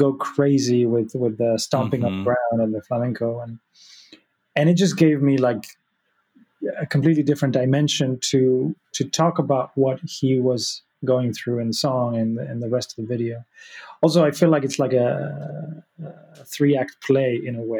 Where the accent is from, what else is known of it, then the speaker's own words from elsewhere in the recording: Argentina; I was born in Argentina, but my mom's Spanish